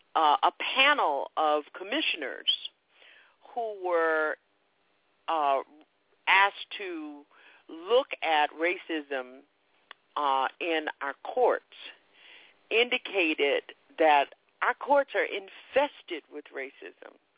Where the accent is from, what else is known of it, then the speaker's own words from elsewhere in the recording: the Jim Crow South, United States; I grew up in the Jim Crow South